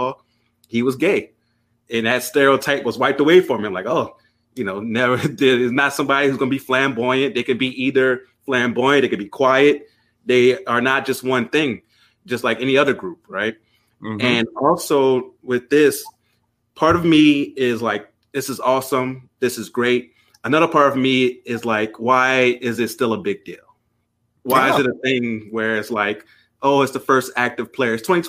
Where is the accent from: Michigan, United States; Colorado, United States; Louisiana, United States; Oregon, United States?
Louisiana, United States; growing up in Louisiana